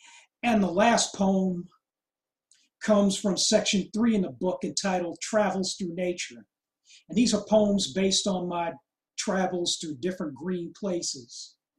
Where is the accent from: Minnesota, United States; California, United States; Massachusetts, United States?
California, United States; is also the home of California's tallest, thickest, biggest, most colossal trees I've ever seen in my home state.